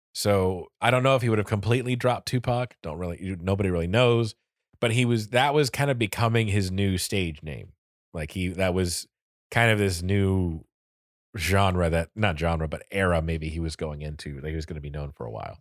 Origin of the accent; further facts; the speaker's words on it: Florida, United States; accent: Florida accent; born and raised in Florida